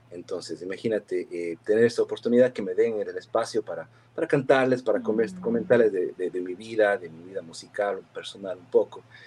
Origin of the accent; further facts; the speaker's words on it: Cuenca, Azuay, Ecuador; accent: cantadito cuencano; moved away as an adult; also born or lived in Girón, Ecuador / New Jersey, United States; now in United States; yo, nací... en el Cantón Girón y, claro, pues, he vivido casi más de la mitad de mi vida en Cuenca